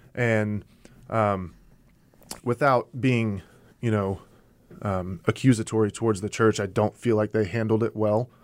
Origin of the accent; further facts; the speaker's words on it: Louisiana, United States; moved away; also born or lived in Arkansas / Dallas, Texas; I grew up in Louisiana